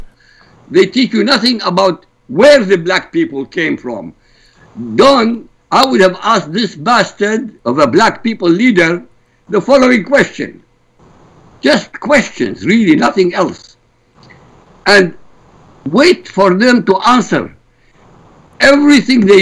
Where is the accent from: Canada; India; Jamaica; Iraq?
Iraq; now in United States; I come from Iraq.